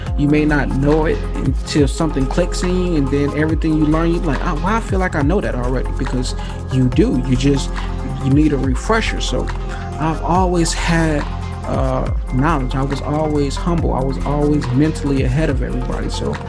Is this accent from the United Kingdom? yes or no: no; Atlanta, Georgia, United States; born there; and I was born in Atlanta, Georgia, this life.